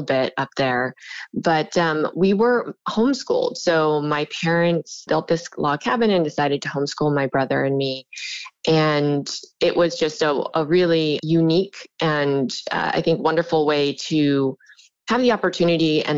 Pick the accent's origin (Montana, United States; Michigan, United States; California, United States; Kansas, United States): California, United States; Sierra City; moved away as an adult; now in New York, United States; I'm actually from Northern California. I grew up in a small log cabin that my parents built in the middle of the mountains in Northern California